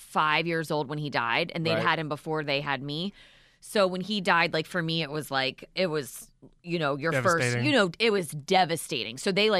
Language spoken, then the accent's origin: English; Ocean City, Maryland, United States; when I was growing up in Maryland, like in Ocean City.